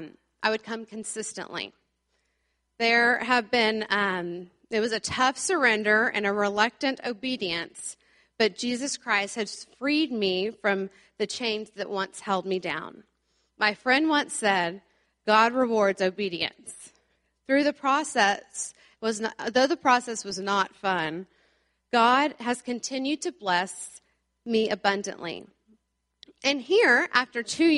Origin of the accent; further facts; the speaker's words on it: Plano, Texas, United States; I grew up around here in the Plano area